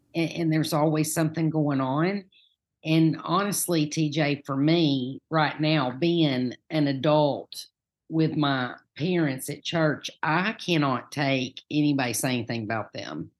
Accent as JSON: {"language": "English", "town": "Farragut", "region": "Tennessee", "country": "United States", "tie": "born or raised there", "lives_now": "Knoxville, United States", "said": "I grew up in Farragut. Most people in Farragut don't have this accent"}